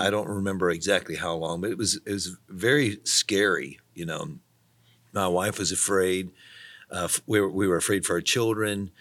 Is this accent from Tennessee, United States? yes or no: yes; Tennessee, United States; moved away as an adult; also born or lived in Missouri; I was from Tennessee, and we had, we just were far away, you know, five hundred miles from anyone we knew